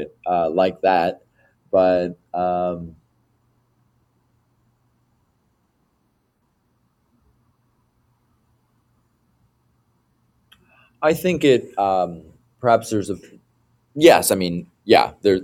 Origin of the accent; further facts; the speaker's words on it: Beaverton, Oregon, United States; when I was a student in Beaverton, there were very few Asian kids